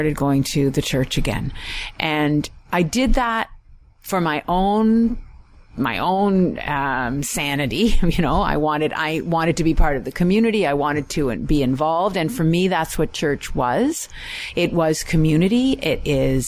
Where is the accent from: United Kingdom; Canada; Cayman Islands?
Canada; Richmond Hill, Ontario; also born or lived in Toronto; I was raised in Richmond Hill United Church